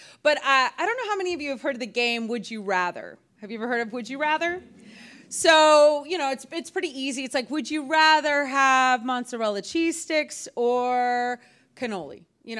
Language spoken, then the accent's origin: English; Louisiana, United States; also born or lived in Texas; now in Houston, United States; I'm also from the swamp. I'm from Louisiana, actually. I was born in Louisiana.